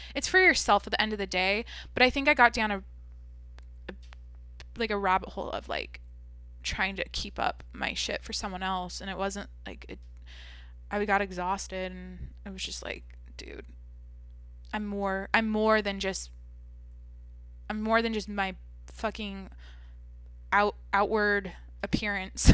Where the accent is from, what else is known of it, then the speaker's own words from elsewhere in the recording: Washington, United States; now in California, United States; I'm from Washington, like I said, I grew up in the Pacific Northwest